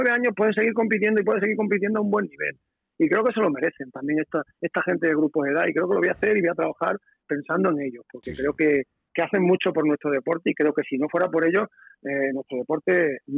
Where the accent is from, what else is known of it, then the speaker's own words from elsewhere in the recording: Extremadura, Spain; a mí me han tratado muy bien en mi tierra, yo la he tratado muy bien porque la quiero muchísimo y la voy a seguir queriendo, pero evidentemente que, como yo te decía, ¿no? que eh, tener un, como has pasado hace seis meses escasos, tener la medalla de Extremadura